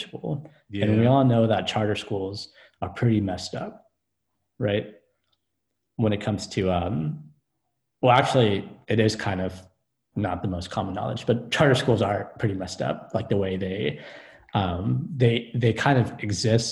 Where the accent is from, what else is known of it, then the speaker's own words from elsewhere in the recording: the Bay Area, California, United States; we're all from the Bay